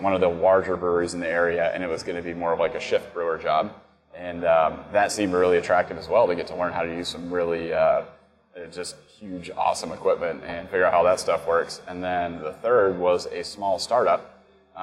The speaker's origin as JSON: {"language": "English", "town": "Knoxville", "region": "Tennessee", "country": "United States", "tie": "born or raised there", "said": "I grew up in Knoxville, and it's where I first started home brewing"}